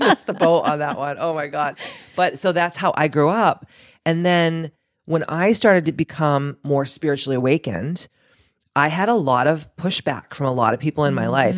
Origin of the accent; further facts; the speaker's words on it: Massachusetts, United States; we're both from Massachusetts